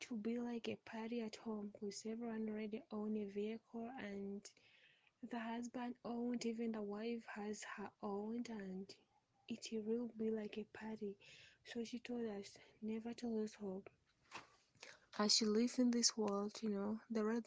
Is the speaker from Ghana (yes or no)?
no; Uganda; from Uganda